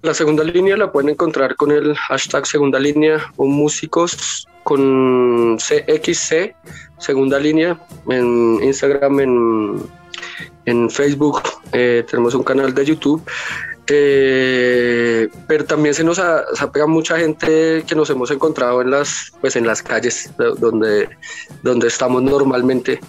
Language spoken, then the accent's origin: Spanish; La Calera, Cundinamarca, Colombia; yo soy de La Calera, y acá hay un grupo ambiental bastante fuerte